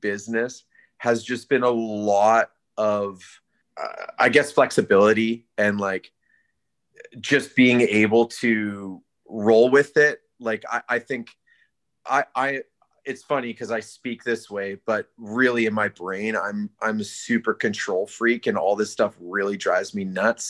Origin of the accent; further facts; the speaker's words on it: Alberta, Canada; now in Abbotsford, Canada; I'm from Alberta